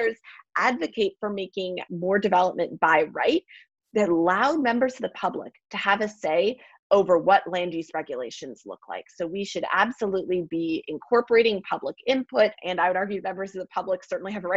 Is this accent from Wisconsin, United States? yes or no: yes; Milwaukee, Wisconsin, United States; I'm from Milwaukee, Wisconsin